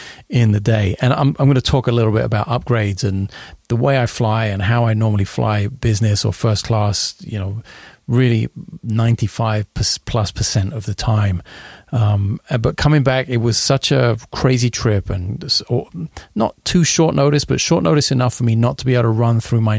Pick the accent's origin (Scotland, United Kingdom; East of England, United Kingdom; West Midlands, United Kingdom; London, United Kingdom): London, United Kingdom; moved away; I've never been to London, of all places, my hometown